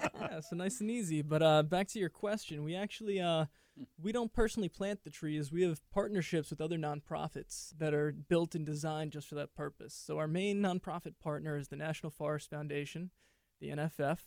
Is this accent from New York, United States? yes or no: yes; New York City, New York, United States; I grew up in New York City, the concrete jungle.